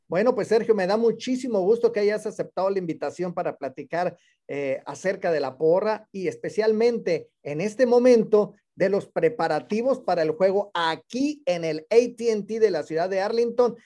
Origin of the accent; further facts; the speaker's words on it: San Luis Potosí, Mexico; Yo también soy potosino